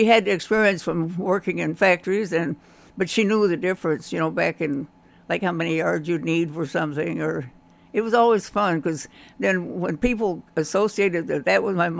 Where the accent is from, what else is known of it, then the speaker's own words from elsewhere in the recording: Kentucky, United States; accent: southern; I had a southern accent, you know, and I didn't want to tell them I was from Kentucky, so they started calling me … for some reason.